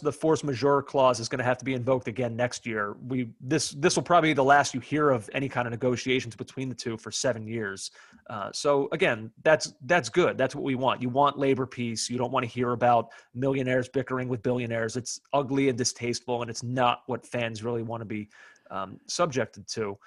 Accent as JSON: {"language": "English", "country": "United States", "said": "as an American fan"}